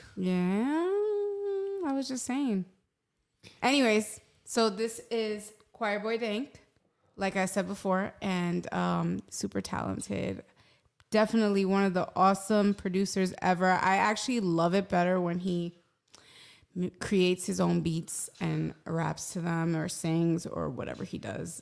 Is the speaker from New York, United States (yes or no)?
yes; New York City, New York, United States; moved away; I am born and raised in New York City, Hell's Kitchen, New York, three blocks from Times Square